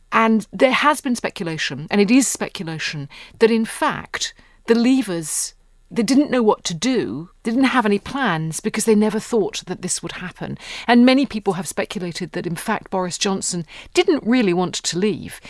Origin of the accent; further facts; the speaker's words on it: United Kingdom; moved away; most of us in Britain